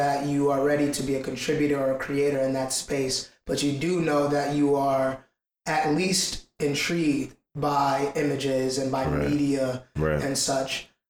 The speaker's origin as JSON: {"language": "English", "country": "Ghana", "said": "I'm from Ghana."}